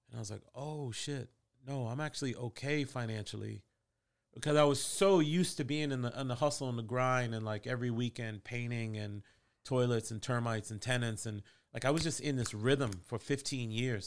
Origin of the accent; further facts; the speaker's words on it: Boston, Massachusetts, United States; moved away as an adult; also born or lived in Queens, New York / Virginia; I was born in Queens, New York, raised in Boston